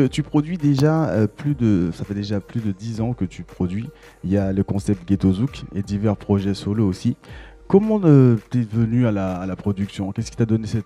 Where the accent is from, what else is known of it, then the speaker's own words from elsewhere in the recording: Guadeloupe; Je suis de la Guadeloupe.